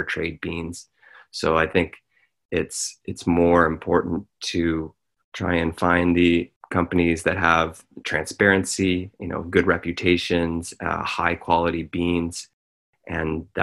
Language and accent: English; Smiths Falls, Ontario, Canada; we bought a house in my hometown of Smiths Falls